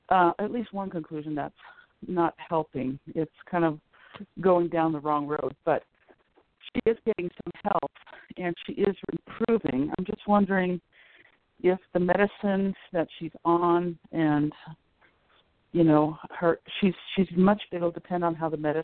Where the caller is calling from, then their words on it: Colorado, United States; This is …. I'm in Colorado.